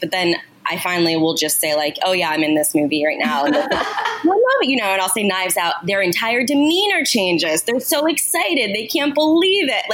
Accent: New Jersey, United States; I grew up in New Jersey

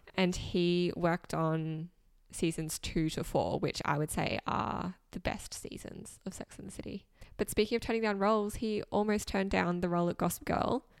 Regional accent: Australia; growing up in Australia

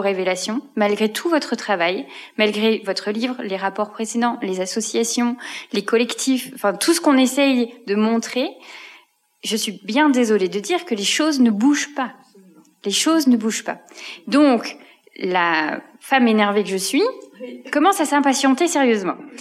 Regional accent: Belgium; now in France; j'y suis en tant que Belge

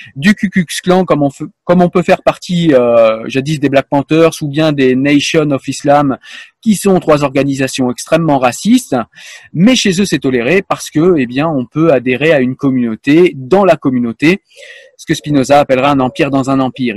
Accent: France; je suis français

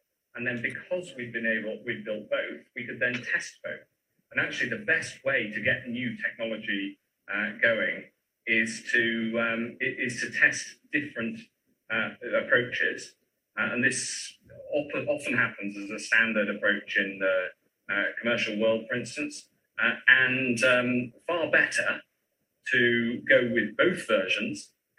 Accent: Newmarket, East of England, United Kingdom; I'm from Newmarket.

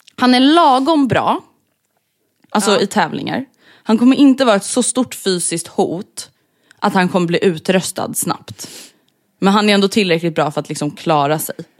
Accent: Stockholm, Stockholm County, Sweden

